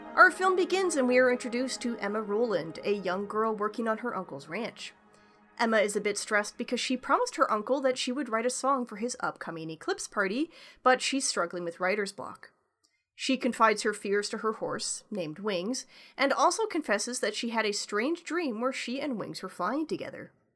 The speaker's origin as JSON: {"language": "English", "country": "Canada", "accent": "backwater Canadian", "first_language": "English", "said": "me and my backwater Canadian accent"}